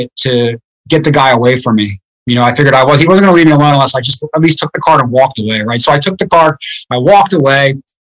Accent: outside Philadelphia, Pennsylvania, United States; moved away as an adult; I grew up in a town right outside of Philadelphia, like 5 minutes outside of Philadelphia.

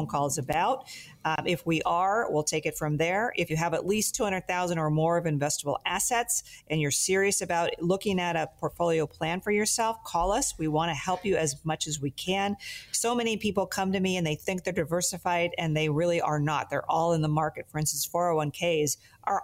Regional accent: Sacramento, California, United States; I grew up playing tennis in the Sacramento, Northern California area

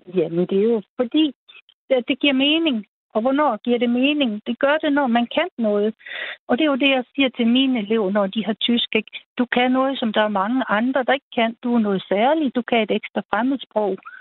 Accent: the West Coast, West Jutland, Denmark; born or raised there

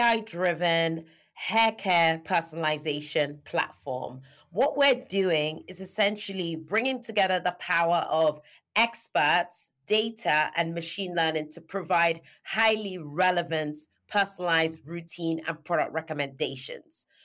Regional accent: Nigeria; moved away as an adult; now in United Kingdom; I'm Nigerian born and U K dwelling. I was born in Nigeria. I moved out to the U K to study

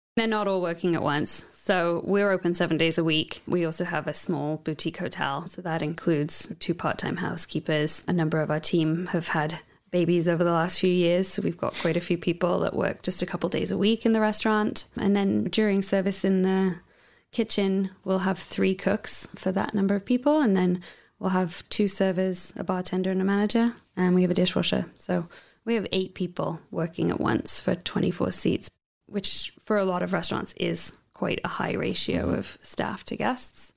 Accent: United Kingdom; moved away as an adult; now in Ucluelet, Canada; I'm half English, half Welsh, and I grew up on the Welsh borders in the countryside there

